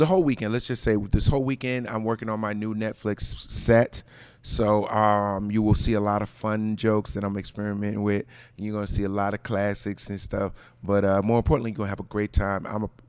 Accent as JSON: {"language": "English", "region": "New Jersey", "country": "United States", "said": "I'm from New Jersey."}